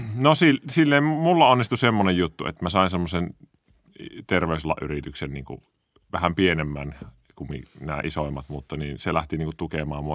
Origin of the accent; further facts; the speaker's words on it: Kuopio, North Savo, Finland; mä oon kasvanut Kuopiossa Petosella